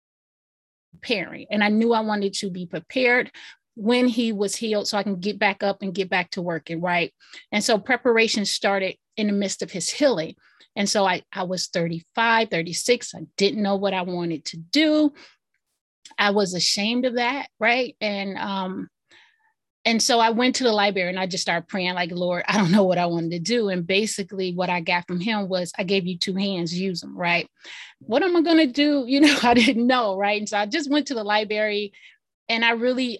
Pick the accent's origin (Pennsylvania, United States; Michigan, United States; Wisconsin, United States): Michigan, United States; Detroit; also born or lived in Highland Park, Michigan; I grew up in Detroit, Michigan. Actually, I was born across a bridge in Highland Park, Michigan, but we lived in Detroit. So I was raised in Detroit.